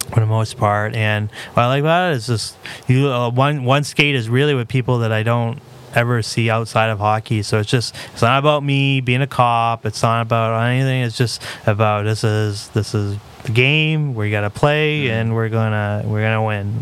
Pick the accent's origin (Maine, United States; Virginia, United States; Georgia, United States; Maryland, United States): Maine, United States; Lewiston; It's my hometown. You know, this is where I've been all but a month of my life.